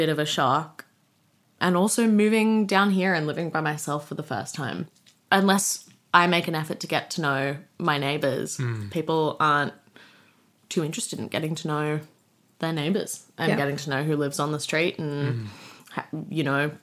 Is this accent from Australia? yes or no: yes; Sydney, New South Wales, Australia; I spent the first half of my childhood, like up until I was 14 or so, in La Crosse in Sydney